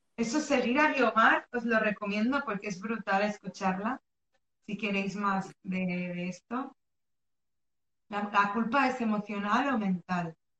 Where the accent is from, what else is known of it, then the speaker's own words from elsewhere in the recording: Spain; also born or lived in Morocco; yo soy de Marruecos, he nacido en Marruecos, pero vivo y he, he vivido casi toda mi vida en España y me he criado, o sea, me he educado en España mayoritariamente